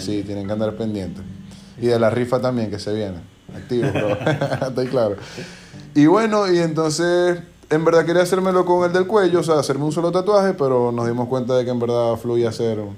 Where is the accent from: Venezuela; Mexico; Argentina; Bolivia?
Venezuela; Maracaibo, Zulia; moved away as an adult; now in United States; yo soy de Maracaibo, Venezuela